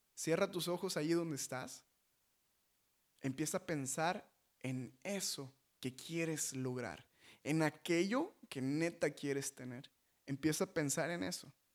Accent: Mexico; nosotros como mexicanos

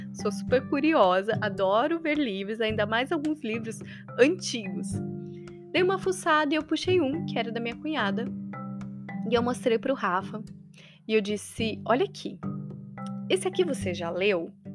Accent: Maringá, Paraná, Brazil; interior do Paraná, uma cidade que eu amo e tenho orgulho de falar que eu nasci e cresci, em Maringá.

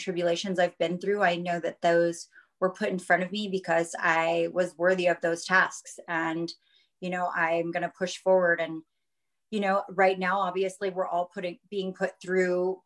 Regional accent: Denver, Colorado, United States; moved away as an adult; also born or lived in Las Vegas, Nevada; born and raised in Denver, Colorado. I moved to Las Vegas with my family when I was 19 years old

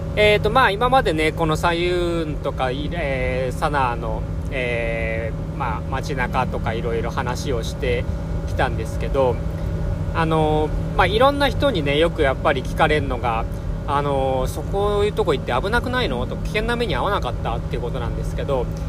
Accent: Japan

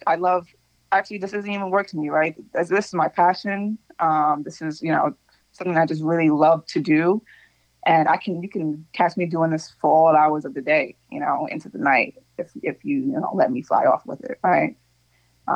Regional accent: Long Island, New York, United States; also born or lived in Los Angeles; now in Queens, New York, United States; I'm born and raised out here, not in Queens specifically, but I, you know, was raised out on Long Island

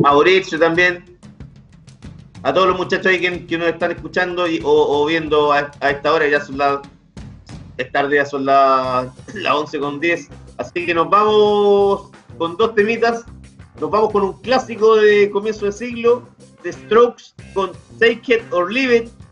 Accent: Chile; yo soy chileno

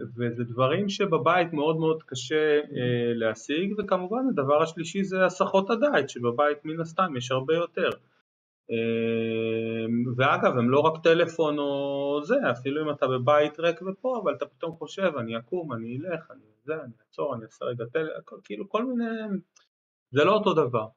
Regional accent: Israel; בילדות שלי ראיתי סרטים בעיקר בארץ. אני גדלתי באייטיז

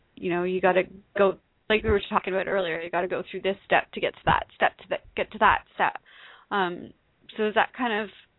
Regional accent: small town Ontario, Canada; accent: Canadian; growing up in Canada, I had lots of limitations drilled into my head at an early age.

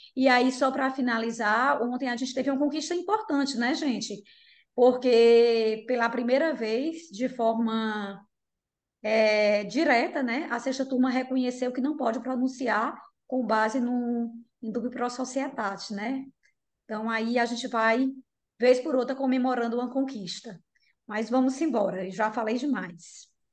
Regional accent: Piauí, Brazil; moved away; Minha família é do Piauí, né? Eu sou piauiense e eu sempre vou para lá

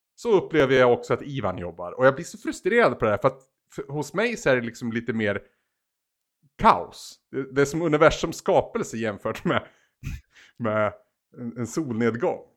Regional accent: Bollnäs, Gävleborg County, Sweden; i min hemstad, på även att kalla Bollnäs

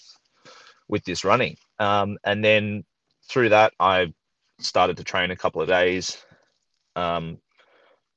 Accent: Sydney, New South Wales, Australia; moved away; also born or lived in Idaho; I'm from Sydney, Australia

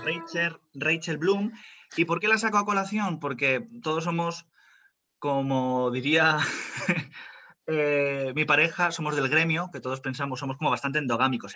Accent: Spain; Soy español 100%.

